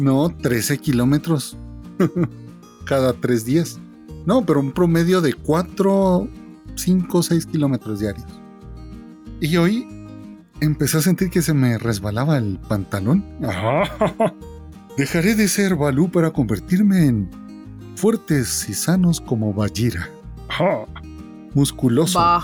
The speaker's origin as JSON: {"language": "Spanish", "country": "Guatemala", "said": "vengo de Guatemala"}